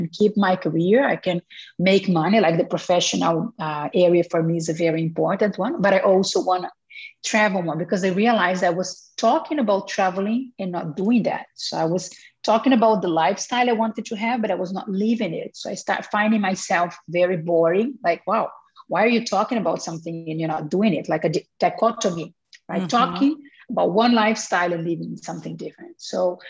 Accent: Brazil; English is a second language; moved away as an adult; I was born in Brazil and I lived there until I was 25 or 26 years old

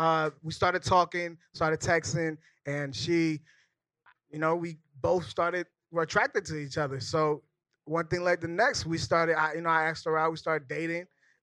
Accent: Minneapolis, Minnesota, United States; moved away as an adult; now in New York, United States; Minnesota represent. I'm from Minnesota, Minneapolis.

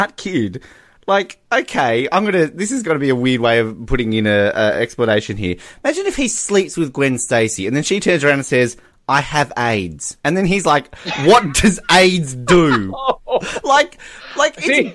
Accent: Australia; as an Australian

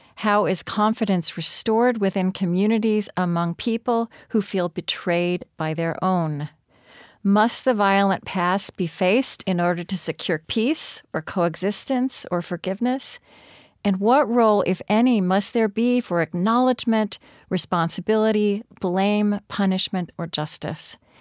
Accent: Oklahoma, United States; I grew up in Oklahoma

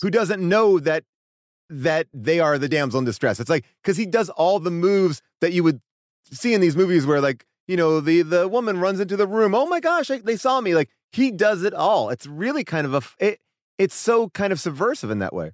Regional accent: New York, United States; I grew up in New York

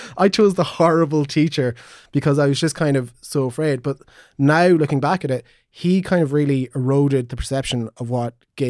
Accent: Magheraroarty, County Donegal, Ireland; I really should have known that considering I come from Maharorti.

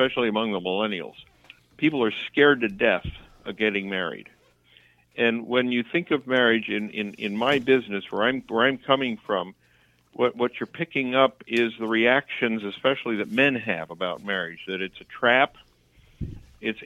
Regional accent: Santa Barbara, California, United States; also born or lived in Philadelphia; now in Minnesota, United States; I moved to Minnesota to Santa Barbara when I was 3. And so basically, I'm a Santa Barbaran

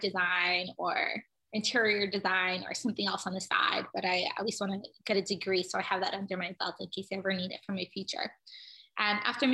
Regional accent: Cleveland, Ohio, United States; I grew up in Cleveland, Ohio

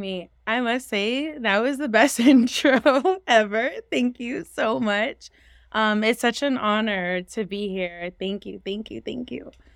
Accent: San Francisco, California, United States; moved away as an adult; now in Los Angeles, United States; I am from San Francisco, California

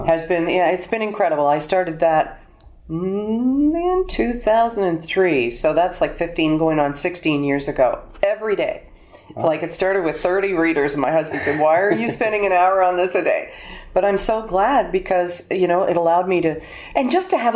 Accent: Alberta, Canada; moved away; also born or lived in Toronto; I was born in Alberta

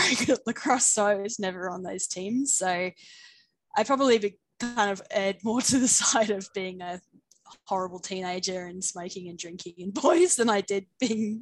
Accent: New Forest, Dorset, near Bournemouth, South West England, United Kingdom; moved away as an adult; also born or lived in Scotland / Middle East; now in Brisbane, Australia; I was born in the UK, in the southwest, just outside of a town called Bournemouth. So in the New Forest, if people know where that is, in Dorset. Yeah. And I lived there up until I was about 18

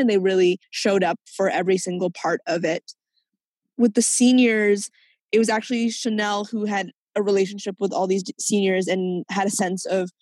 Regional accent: Vancouver, British Columbia, Canada; also born or lived in Hong Kong; I grew up in Vancouver's Chinatown

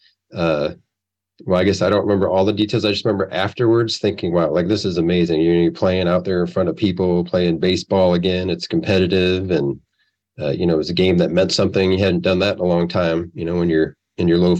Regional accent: Iowa, United States; moved away as an adult; also born or lived in Arizona / Quad Cities; now in Nashville, United States; I grew up in Iowa and moved around and was out in Arizona for a little bit and moved here in 2010 to the Nashville area.

